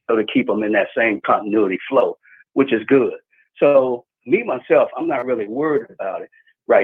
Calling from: Jacksonville, Florida, United States; from Jax.

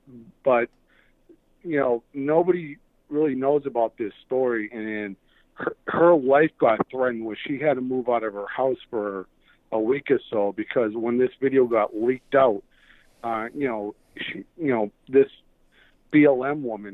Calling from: Boston, Massachusetts, United States; I'm calling from Boston.

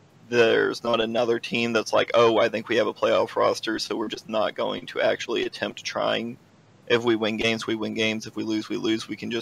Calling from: Arkansas, United States

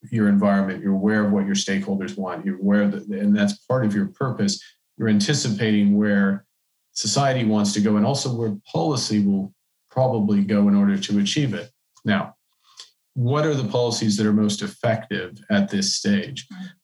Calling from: Canada; I'm, I'm joining you from Canada.

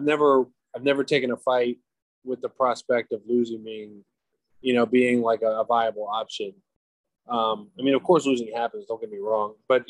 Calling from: Florida, United States; I am in sunny South Florida at my house, my back porch, my hammock.

